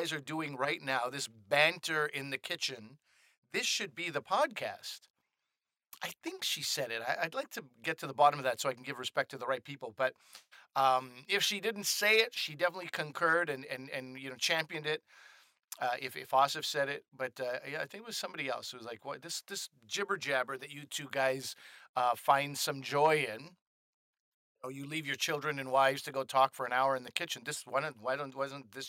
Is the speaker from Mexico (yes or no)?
no; Montreal, Quebec, Canada; now in Toronto, Canada; growing up in Montreal